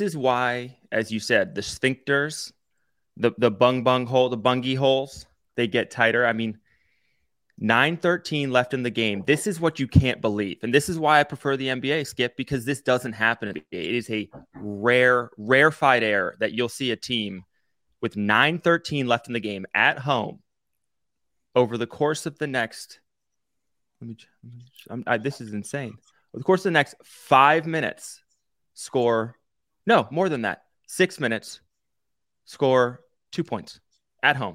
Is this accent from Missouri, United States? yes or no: no; Maryland, United States; I grew up in Maryland